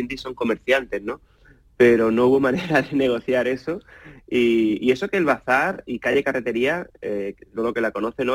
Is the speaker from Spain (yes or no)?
yes; Málaga, Andalusia, Spain; yo soy de Málaga de toda la vida